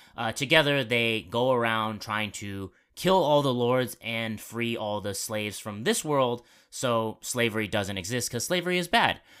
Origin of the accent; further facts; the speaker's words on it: Arizona, United States; I'm from Arizona